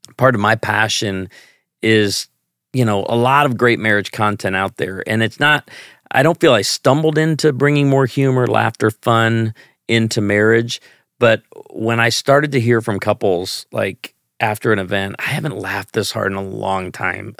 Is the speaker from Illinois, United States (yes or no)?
yes; Chicago, Illinois, United States; now in Branson, Missouri, United States; I grew up in Chicago